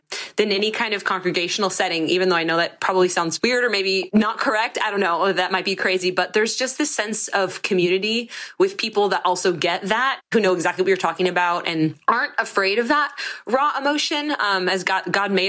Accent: Monterey, California, United States; I'm from Monterey, California

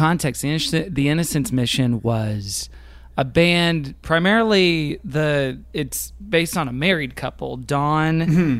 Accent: Texas, United States; yeah, I'm from Texas, so there's some like Southern elements in my music

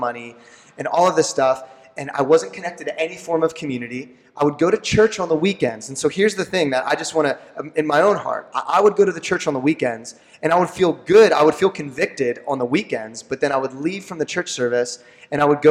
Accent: Lancaster County, Pennsylvania, United States; I'm born and raised in Lancaster County

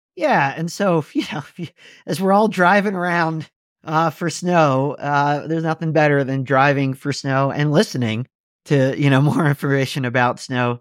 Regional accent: Pennsylvania, United States; moved away; I grew up skiing on the East Coast in Pennsylvania

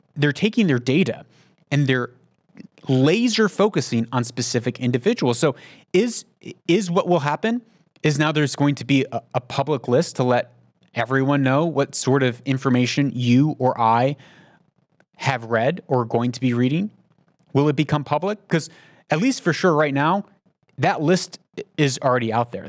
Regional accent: United States; moved away; I'm an American, but I live outside of the United States

